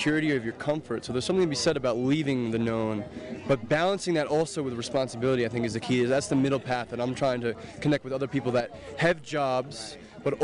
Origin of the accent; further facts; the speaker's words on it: New York City, New York, United States; I'm from New York City.